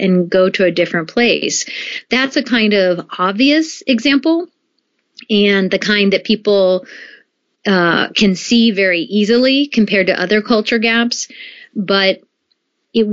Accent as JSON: {"language": "English", "country": "United States", "tie": "born or raised there", "also_born_or_lived": "Japan", "moved": "as an adult", "said": "I grew up in the United States for the most part"}